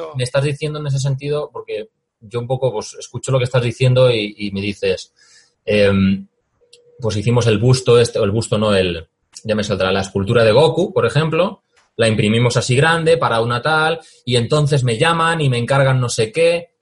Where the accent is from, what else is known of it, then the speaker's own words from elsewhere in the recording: Valencia, Valencian Community, Spain; Yo soy de Valencia